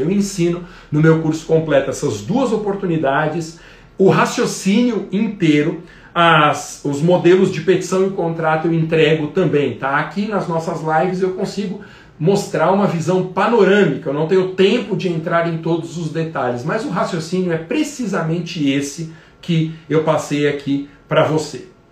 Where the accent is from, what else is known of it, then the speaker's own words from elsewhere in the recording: Guarulhos, São Paulo, Brazil; então Guarulhos, por exemplo, minha terra natal